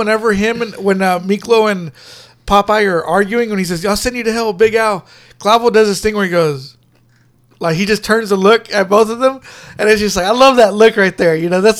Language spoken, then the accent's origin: English; United States; I'm an American.